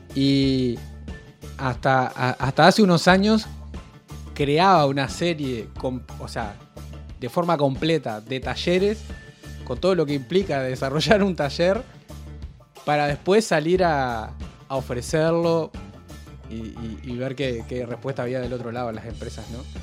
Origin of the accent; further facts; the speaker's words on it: Rosario, Santa Fe, Argentina; toda, la vida, toda la vida yo he vivido en Rosario